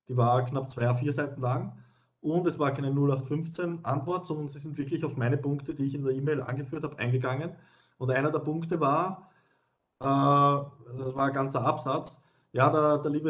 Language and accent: German; Wiener Neustadt, Lower Austria, Austria; ich denke jetzt an Niederösterreich oder ich denke an Wiener Neustadt, wo ich her bin.